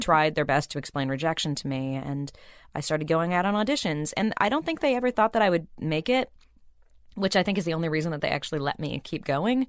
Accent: Burbank, California, United States; I grew up in Burbank

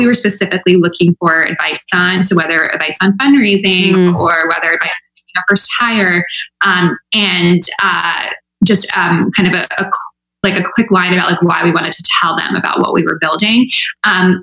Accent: Midwest, United States; I'm from the Midwest too.

